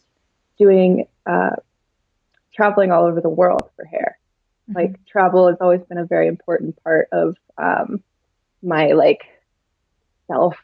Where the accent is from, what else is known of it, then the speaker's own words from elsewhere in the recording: United States; the society that we were raised in here in America